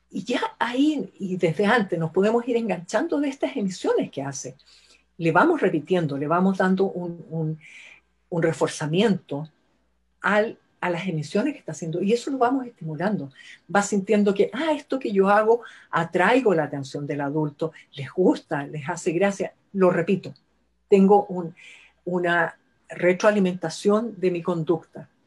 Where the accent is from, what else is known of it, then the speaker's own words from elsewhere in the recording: Chile; somos chilenos, así que es .cl.